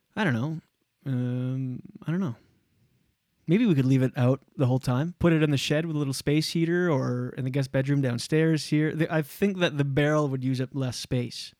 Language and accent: English; Canada; We're Canadian